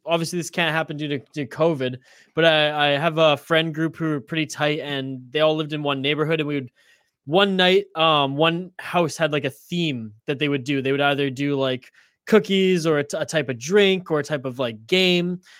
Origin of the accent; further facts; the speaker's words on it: Prince George, British Columbia, Canada; also born or lived in Vancouver Island; I grew up in Prince George, BC, Northern British Columbia